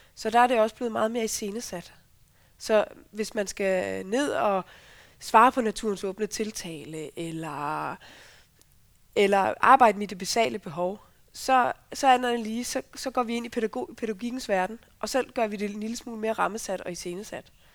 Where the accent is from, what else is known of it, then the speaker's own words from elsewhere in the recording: Central Jutland, Central Denmark Region, Denmark; jeg er opvokset på Midtjylland